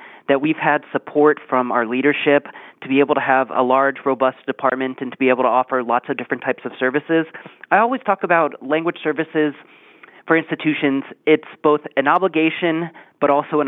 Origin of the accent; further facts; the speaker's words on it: Topeka, Kansas, United States; I am originally from Topeka, Kansas, born and raised there.